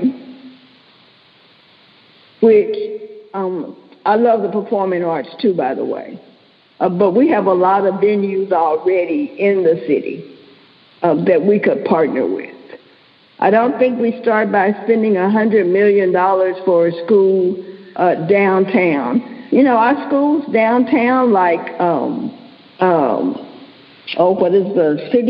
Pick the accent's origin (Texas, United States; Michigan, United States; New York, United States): Texas, United States; Dallas; I grew up in Dallas